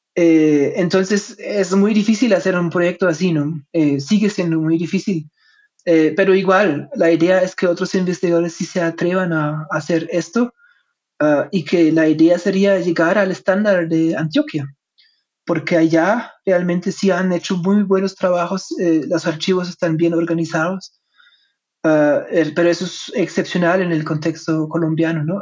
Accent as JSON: {"language": "Spanish", "country": "Germany", "second_language": "Spanish", "said": "soy alemán, mi español no es perfecto"}